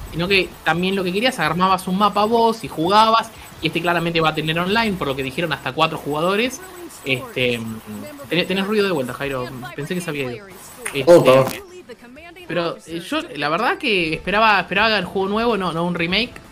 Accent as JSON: {"language": "Spanish", "country": "Argentina", "said": "porque somos argentinos"}